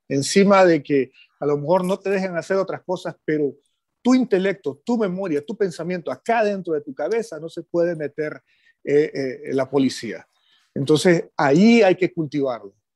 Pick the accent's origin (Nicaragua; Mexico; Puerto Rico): Nicaragua; hemos tenido como sociedad nicaragüense